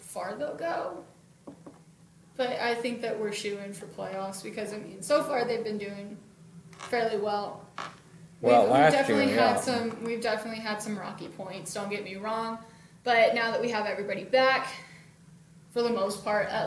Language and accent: English; near College Station, Texas, United States; I live right down the road, like not even 45 minutes from College Station. Everybody and their mother in my hometown went to A&M.